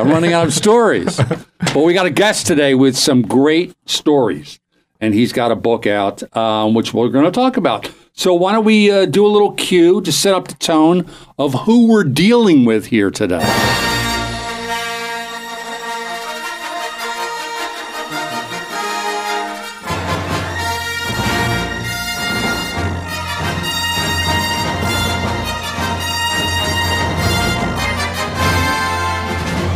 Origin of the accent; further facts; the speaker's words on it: Bucks County, Pennsylvania, United States; I grew up in Bucks County, Pennsylvania